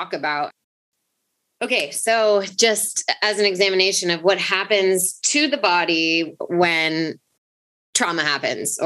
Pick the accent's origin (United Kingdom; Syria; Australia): United Kingdom; England; we were raised in England